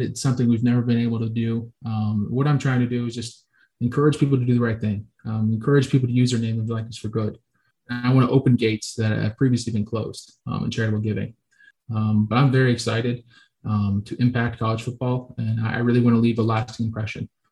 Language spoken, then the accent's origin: English; Florida, United States; moved away as an adult; we're from Florida